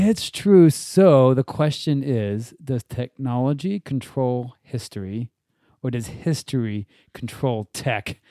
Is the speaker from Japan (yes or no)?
yes; Japan; I grew up in Japan